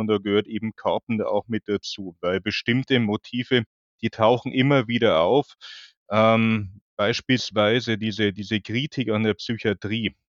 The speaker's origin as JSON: {"language": "German", "region": "Bavaria", "country": "Germany", "also_born_or_lived": "Munich", "moved": "yes", "lives_now": "Hamburg, Germany", "said": "Ich bin, wie man vielleicht hört, Wahlhamburger. Ich bin eigentlich aus Bayern."}